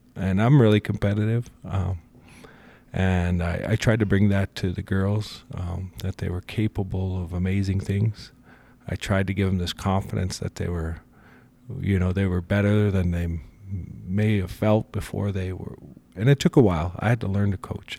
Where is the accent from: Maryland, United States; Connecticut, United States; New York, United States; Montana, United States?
Montana, United States; Rocky Mountain; I'm from Rocky Mountain, our people have always endured